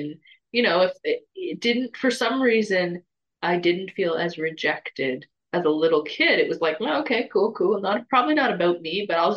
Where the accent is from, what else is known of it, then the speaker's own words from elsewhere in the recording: Toronto, Ontario, Canada; moved away; I'm from Toronto, big city, lots of people from all over the world